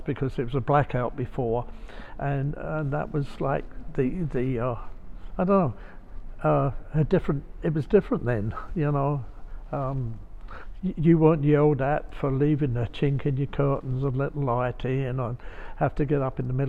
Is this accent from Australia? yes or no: no; London, United Kingdom; accent: Cockney; moved away as an adult; now in United States; I grew up in London, southeast London. I was born at Greenwich, within earshot of the River Thames.